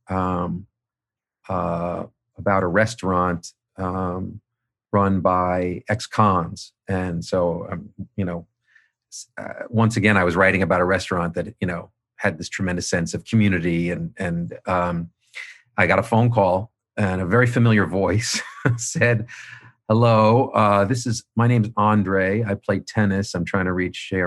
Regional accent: Manhasset, New York, United States; moved away; I was running back from Boston down to Manhasset. uh, constantly, you know, interviewing people from my childhood

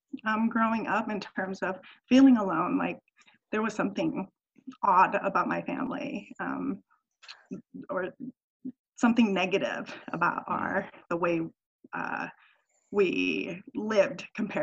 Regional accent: United States; those things were frustrating growing up in American culture where you're taught a lot of individualism and you're encouraged to speak up and be aggressive and outspoken

